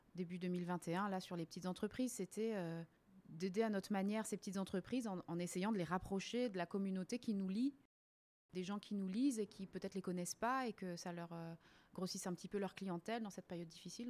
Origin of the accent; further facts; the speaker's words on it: Réunion; moved away as an adult; also born or lived in mainland France; now in Zurich, Switzerland; je suis née euh, et j'ai grandi à La Réunion.